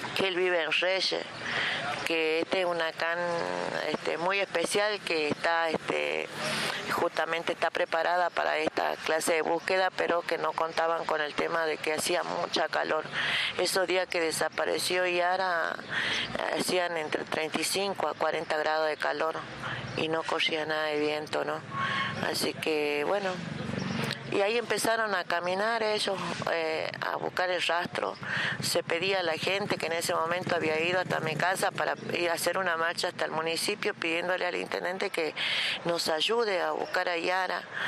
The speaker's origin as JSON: {"language": "Spanish", "town": "Palpalá", "region": "Jujuy", "country": "Argentina", "said": "somos de Palpalá, de Jujuy, de la provincia de Jujuy"}